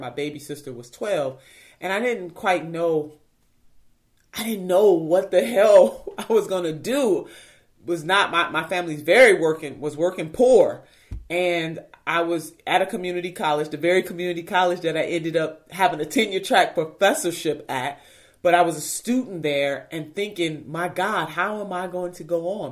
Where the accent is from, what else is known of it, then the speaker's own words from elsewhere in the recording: Cleveland, Ohio, United States; I'm a city girl. I'm from Cleveland, Ohio.